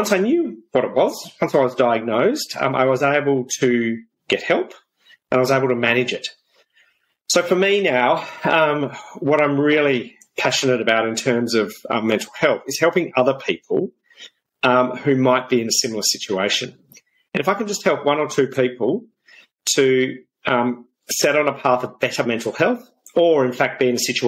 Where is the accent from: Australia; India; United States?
Australia; South Australia; Growing up in South Australia on a farm